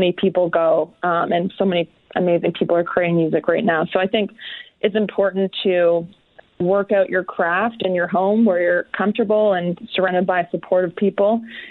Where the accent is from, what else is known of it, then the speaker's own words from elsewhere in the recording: Peterborough, Ontario, Canada; my hometown of Peterborough.